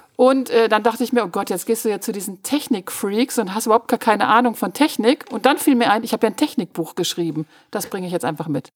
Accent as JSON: {"language": "German", "town": "Münster", "region": "North Rhine-Westphalia", "country": "Germany", "tie": "born or raised there", "said": "ich bin auf der Sentrupper Höhe aufgewachsen"}